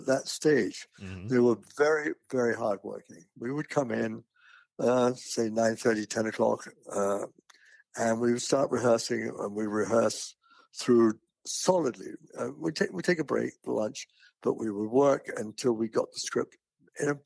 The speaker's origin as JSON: {"language": "English", "country": "United Kingdom", "moved": "as an adult", "lives_now": "United States", "said": "I'm British. And I was working for the BBC in England"}